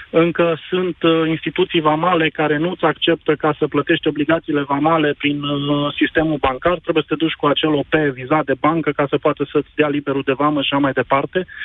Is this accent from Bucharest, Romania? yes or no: no; Timișoara, Timiș County, Romania; Și pentru că uh, eu sunt din Timișoara, la noi e o problemă mare cu forța de muncă.